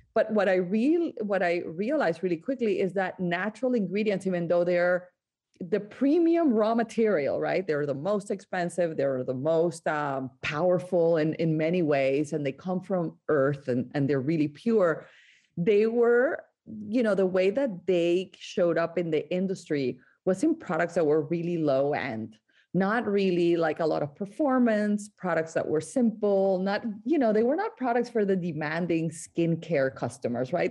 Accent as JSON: {"language": "English", "town": "Barranquilla", "region": "Atlántico", "country": "Colombia", "tie": "born or raised there", "moved": "yes", "lives_now": "United States", "said": "I grew up in Colombia, in the coast of Colombia, in a town called Barranquilla"}